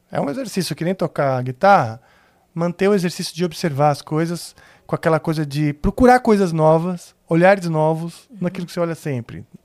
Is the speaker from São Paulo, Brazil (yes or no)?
yes; São Paulo, Brazil; tinha menos de seis, porque eu me mudei da Vila Mariana com seis anos. Então, uh, pro Morumbi.